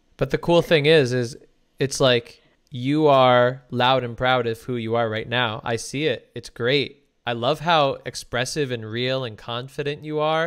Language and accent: English; New Jersey, United States; also born or lived in New York; now in Los Angeles, United States; growing up in New Jersey